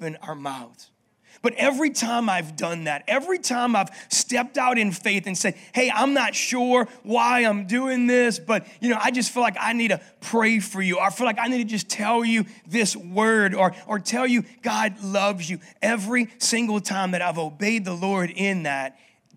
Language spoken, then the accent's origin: English; New Orleans, Louisiana, United States; moved away as an adult; also born or lived in Denver, Colorado; I grew up on the West Bank